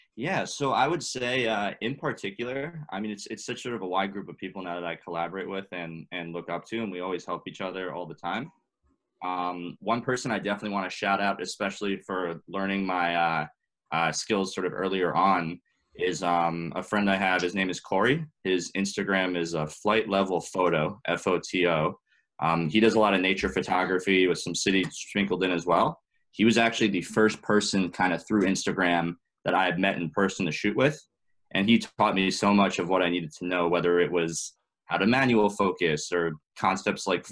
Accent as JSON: {"language": "English", "town": "New York City", "region": "New York", "country": "United States", "tie": "born or raised there", "also_born_or_lived": "Boston", "said": "I was uh, born and raised in New York, uh, in Manhattan, actually"}